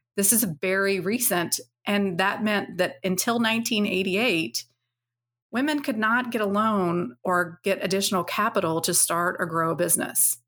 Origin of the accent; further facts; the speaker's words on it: Nashville, Tennessee, United States; I grew up in Nashville